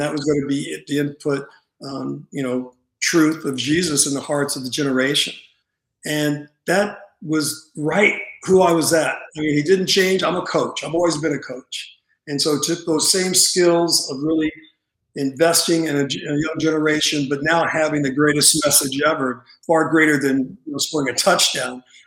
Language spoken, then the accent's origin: English; Santa Monica, California, United States; grew up in um, California, in Santa Monica